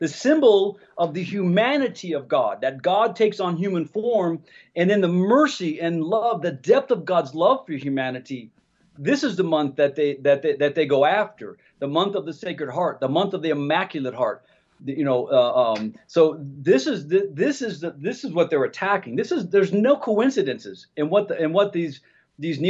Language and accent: English; Columbus, Ohio, United States; born or raised there; moved away